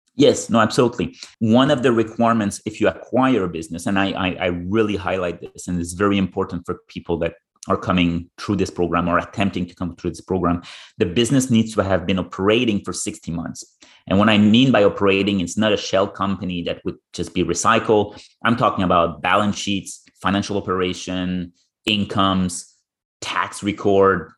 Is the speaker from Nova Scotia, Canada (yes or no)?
no; Ottawa region, Ontario, Canada; moved away; growing up in the Ottawa region